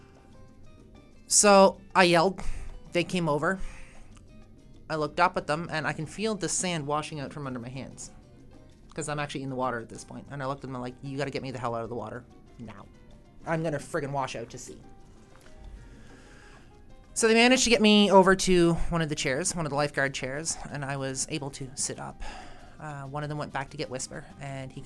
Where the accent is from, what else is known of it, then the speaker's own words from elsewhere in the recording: East Coast, Atlantic Canada, Canada; I'm from the East Coast, swam in the ocean as a kid.